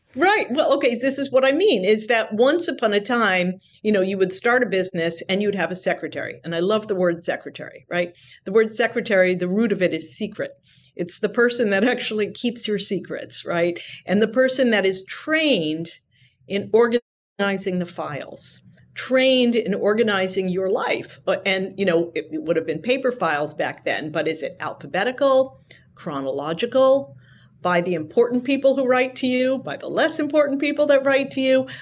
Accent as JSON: {"language": "English", "region": "New Hampshire", "country": "United States", "tie": "born or raised there", "said": "growing up in New Hampshire, working on presidential campaigns"}